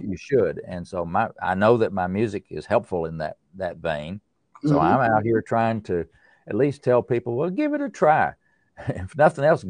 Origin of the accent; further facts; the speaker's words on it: East Tennessee, United States; I'm from the East Tennessee, up in the mountains. I grew up in a valley